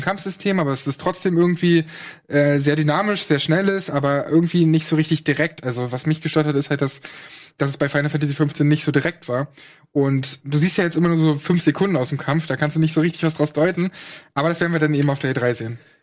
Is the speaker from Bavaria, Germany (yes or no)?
no; Brandenburg, Germany; in Brandenburg, wo ich herkomme